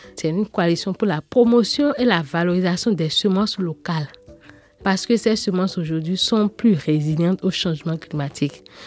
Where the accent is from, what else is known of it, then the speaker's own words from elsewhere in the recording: Porto-Novo, Ouémé, Benin; Je suis née au Bénin porte nouveau la capitale politique du Bénin.